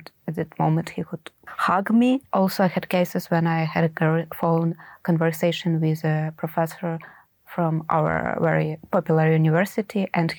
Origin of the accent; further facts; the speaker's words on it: Ukraine; I'm a Ukrainian and in my country the war is going on.